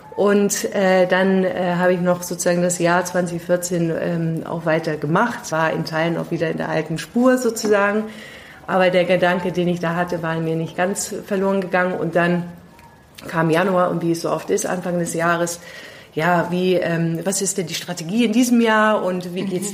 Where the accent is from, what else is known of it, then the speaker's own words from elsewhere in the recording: London, United Kingdom; also born or lived in Pakistan / New York / Delhi / Singapore; now in Germany; Ich bin auch in Pakistan geboren und äh, in London aufgewachsen